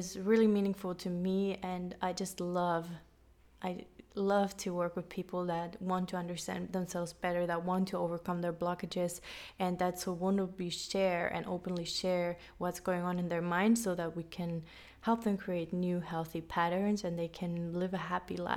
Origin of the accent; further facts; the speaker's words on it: Finland; moved away as an adult; also born or lived in London, United Kingdom / United States / Colombia; I am half German and half Finnish Swedish. I grew up in Finland, but I moved away when I was 18